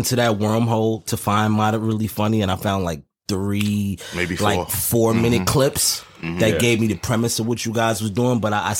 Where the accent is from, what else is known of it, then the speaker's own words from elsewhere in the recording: Guyana; I'm West Indian. I'm Guyanese.